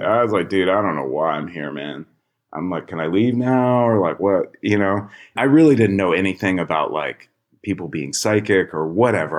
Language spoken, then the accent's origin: English; Chicago, Illinois, United States; And I grew up in Chicago